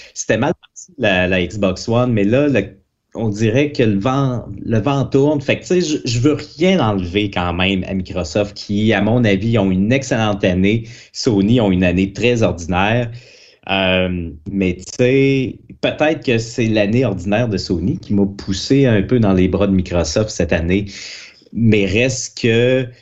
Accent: Quebec City, Quebec, Canada; Moi, je suis de Québec

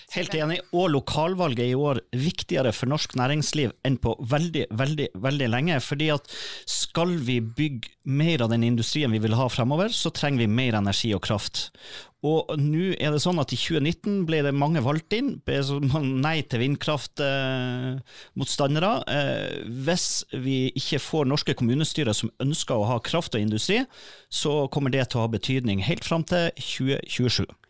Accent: Northern Norway, Norway; jeg kommer jo fra Nord-Norge

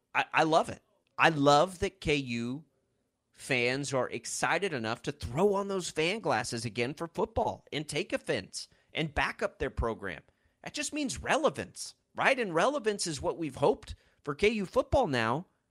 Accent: Texas Panhandle, United States; now in Kansas, United States; I grew up in the Texas Panhandle

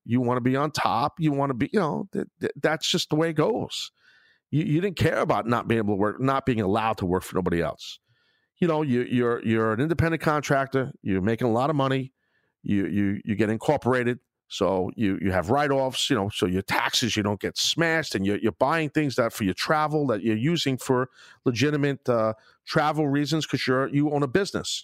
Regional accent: Brooklyn, New York, United States; being in my hometown of Brooklyn

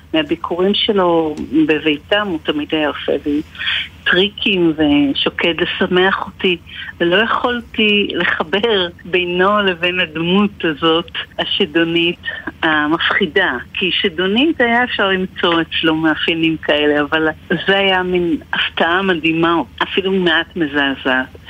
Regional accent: Sha'ar HaGolan, Northern District, Israel; אנחנו גרנו בשער גולן

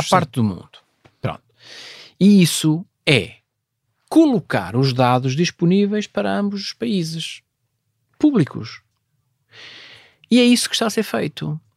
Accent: Viana do Castelo, Portugal; tinha que andar eh, 40 km, apanhar o comboio para ir para o Liceu de Viana do Castelo. Portanto, sou da zona de Vila Observeira, portanto, vinha para, para Viana do Castelo.

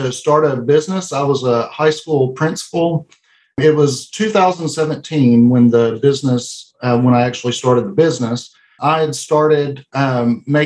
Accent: El Dorado, Arkansas, United States; We're from El Dorado, Arkansas, and that's where our business is located.

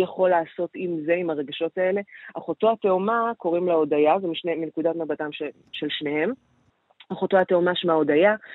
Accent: Israel

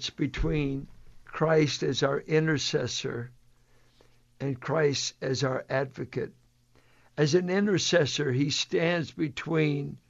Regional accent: Richmond, United States; I came from Irish blue collar South Richmond, rough and tumble roots

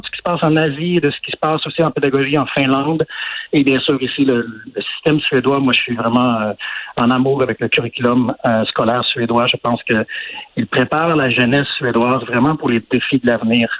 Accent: Quebec, Canada; moved away as an adult; now in Sweden; ça fait trop longtemps que je suis parti du Québec

